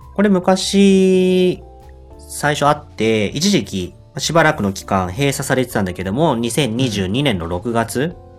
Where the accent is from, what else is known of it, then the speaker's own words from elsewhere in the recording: Yokohama, Kanagawa, Japan; moved away; 生まれ故郷の横浜に帰ってきた